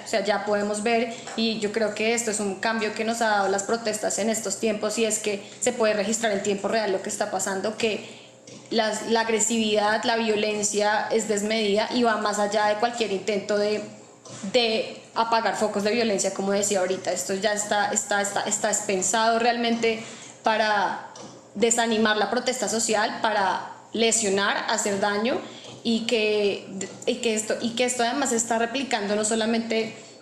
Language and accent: Spanish; Colombia; soy colombiana